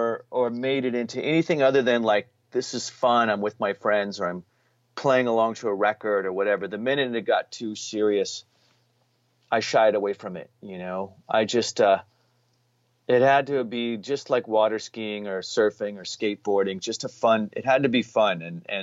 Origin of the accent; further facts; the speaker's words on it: Reno, Nevada, United States; I was from Reno or Lake Tahoe, you know, and that was like almost like a being like a movie star